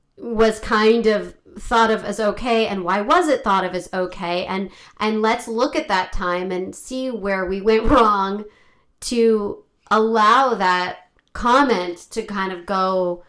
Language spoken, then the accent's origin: English; United States; I'm Jewish and I have Israeli family, but I'm American.